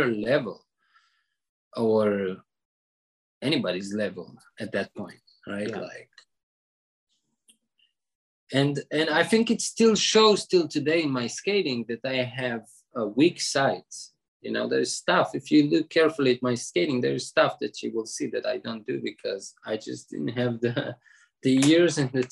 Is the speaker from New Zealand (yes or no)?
no; Israel; born or raised there